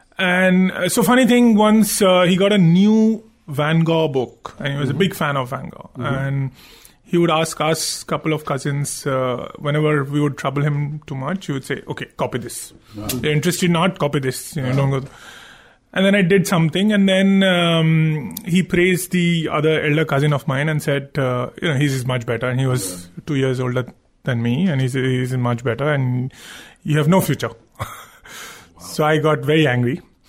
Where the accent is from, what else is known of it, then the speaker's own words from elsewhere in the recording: Kolkata, West Bengal, India; Calcutta was fun. Growing up in Calcutta was